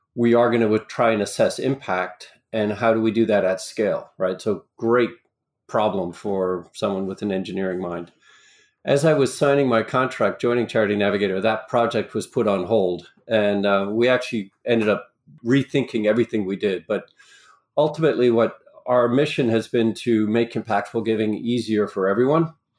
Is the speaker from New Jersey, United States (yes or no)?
no; New York area, United States; also born or lived in Long Island / Rockland County; I grew up in the New York area for the most part, New York City, Long Island, uh, Rockland County